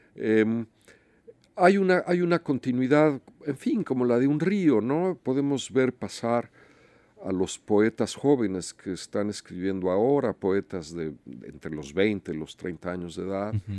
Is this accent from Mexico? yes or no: yes; Mexico; los mexicanos que estamos de este lado de la frontera